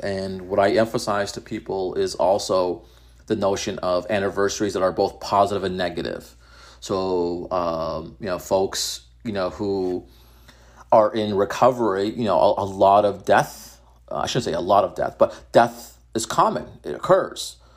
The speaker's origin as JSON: {"language": "English", "town": "Methuen", "region": "Massachusetts", "country": "United States", "tie": "born or raised there", "said": "my hometown is Methuen"}